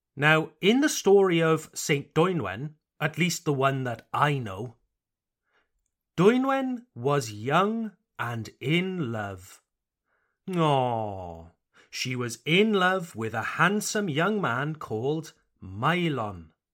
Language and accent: English; Wales, United Kingdom; I come from Wales